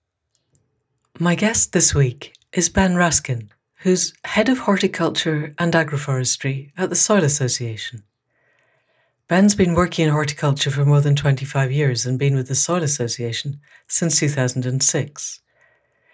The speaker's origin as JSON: {"language": "English", "region": "Scotland", "country": "United Kingdom", "said": "For someone from Scotland"}